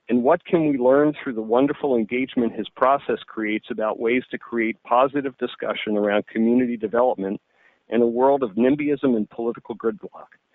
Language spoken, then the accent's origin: English; Philadelphia, Pennsylvania, United States; now in San Francisco, United States; I'm sitting in San Francisco because I'm from Philadelphia.